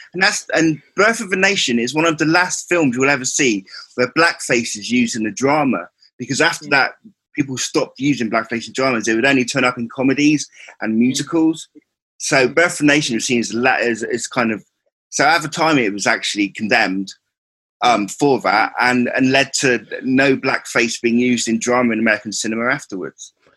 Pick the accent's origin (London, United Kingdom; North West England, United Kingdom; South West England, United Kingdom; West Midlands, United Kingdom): South West England, United Kingdom; Cornwall; I'm from Cornwall